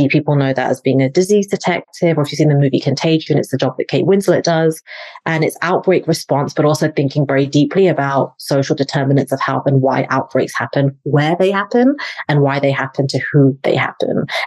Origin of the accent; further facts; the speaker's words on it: England, United Kingdom; moved away as an adult; now in United States; I'm from England, originally live in the States now